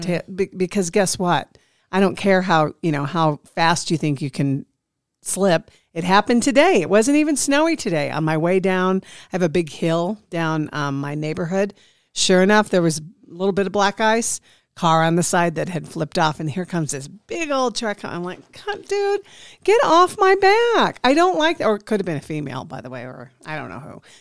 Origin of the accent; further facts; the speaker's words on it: Midwest, United States; now in Nevada, United States; being from the Midwest